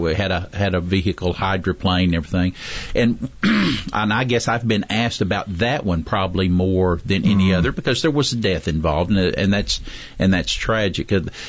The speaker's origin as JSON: {"language": "English", "region": "Oklahoma", "country": "United States", "moved": "as an adult", "lives_now": "Madison County, Alabama, United States", "said": "I'm originally from Oklahoma, but now I've been here longer than any other place I've ever lived. We've been here right at 35 years now."}